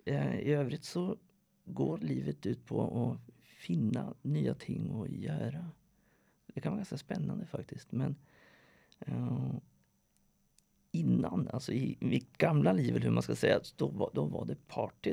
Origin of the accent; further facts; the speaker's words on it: Sweden; moved away as an adult; now in Norway; Jag är född i Sverige, har bott i Norge sedan 2005